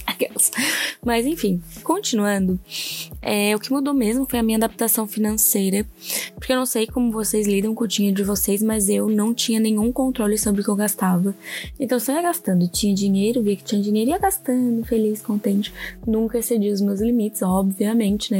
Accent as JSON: {"language": "Portuguese", "town": "Orleans", "region": "Santa Catarina", "country": "Brazil", "tie": "born or raised there", "moved": "as an adult", "lives_now": "Criciúma, Brazil", "said": "eu sou natural de Orleans, hoje eu moro em Criciúma por conta do trabalho mesmo"}